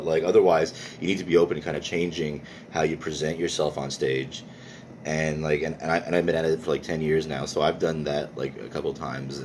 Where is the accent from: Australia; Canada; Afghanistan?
Canada; Montreal, Quebec; first language English; born and raised there